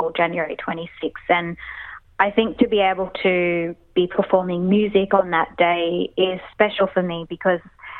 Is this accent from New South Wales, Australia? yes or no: yes; Sydney, New South Wales, Australia; we grew up all together in Sydney